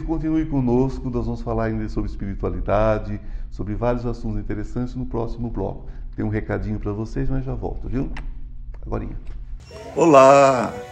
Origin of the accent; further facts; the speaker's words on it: São Paulo, Brazil; also born or lived in Goiânia, Goiás; eu sou paulista, mas eu moro metade da semana aqui, metade em Goiás